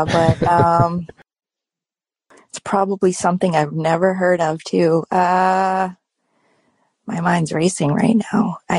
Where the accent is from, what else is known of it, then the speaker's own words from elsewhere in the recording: Massachusetts, United States; moved away as an adult; now in New Hampshire, United States; I know I grew up in Massachusetts. We moved to New Hampshire a little over 5 years ago.